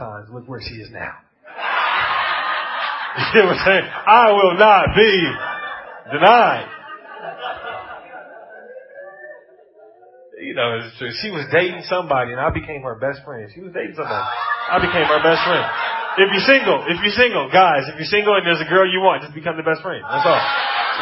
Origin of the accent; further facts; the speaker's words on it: United States; accent: American; You got my American accent